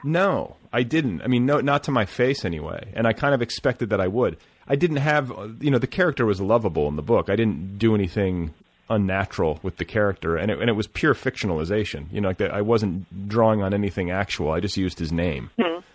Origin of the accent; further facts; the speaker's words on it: Milwaukee and Indiana, Midwest, United States; moved away; I grew up in Milwaukee and Indiana